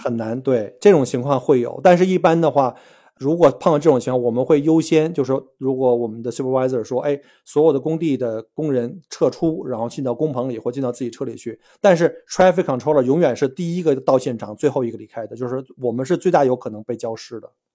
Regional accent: China; now in Australia; 像我们中国人，或者说东亚人吧，我们来自于这个高竞争的国家

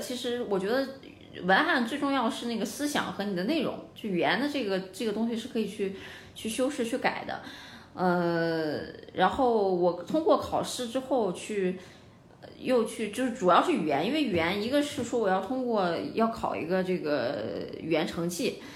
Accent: Dalian, Liaoning, China; also born or lived in Nantes, France; 我家乡就大连

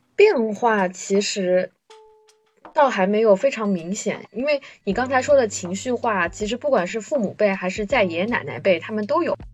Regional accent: Shanghai, China; 我在上海生活了将近快三十年

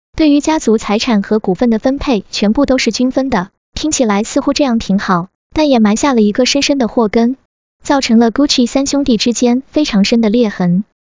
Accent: China; 我们中国人

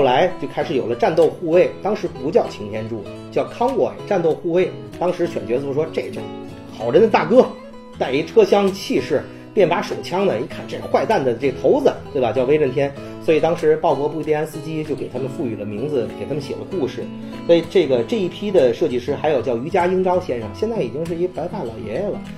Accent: northern China, China; 作为一个北方人

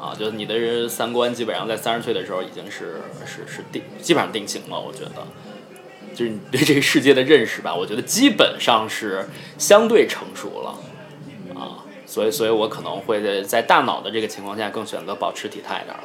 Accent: Henan, China; moved away; also born or lived in Singapore; 我是河南省的

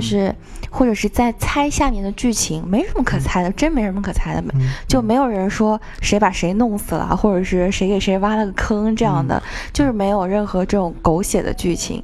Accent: China; 我们中国人

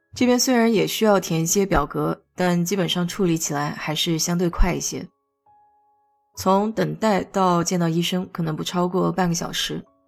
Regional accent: China; now in United States; 我记得小时候在国内挂水

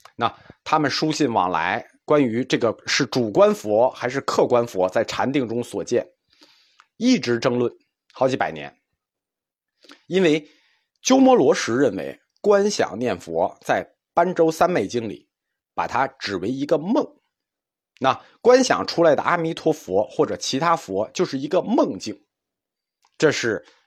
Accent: China; 我们中国人的观念认为神是存在的

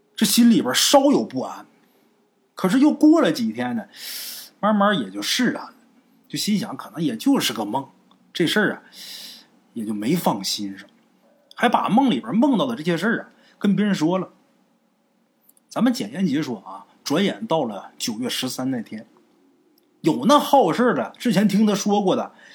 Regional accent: Northeast China, China; 我们家虽是东北的，可是我们的当地的啊，得有百分之八十的人都是打山东、崇文东来的

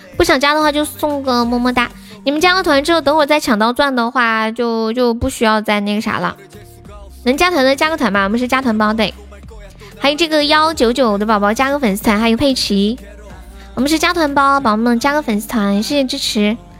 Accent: Sichuan, China; 你们现在就知道我是四川的了

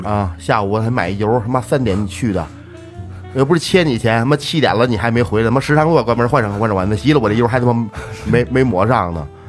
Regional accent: Changping, Beijing, China; 我说昌平

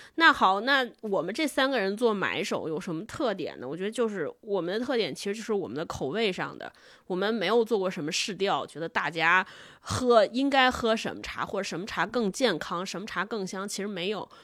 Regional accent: China; 我们都是中国人

